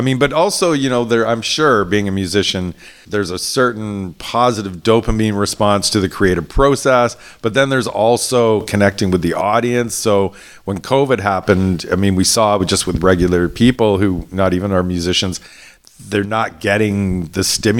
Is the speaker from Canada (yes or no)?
yes; Toronto, Ontario, Canada; also born or lived in Vancouver; Well, I have to say, I only lived in Vancouver for 3 years, and I came from Toronto, and I found the live music venue availability quite, you know, stark.